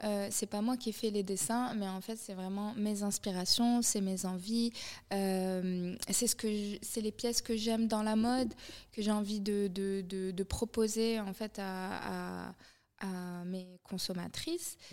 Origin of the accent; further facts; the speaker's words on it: Morocco; moved away as an adult; now in Paris, France; j'ai grandi au Maroc